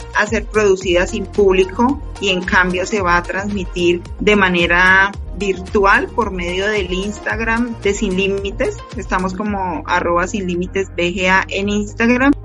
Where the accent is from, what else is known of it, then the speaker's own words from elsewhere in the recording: Bucaramanga, Santander, Colombia; yo soy de Bucaramanga Santander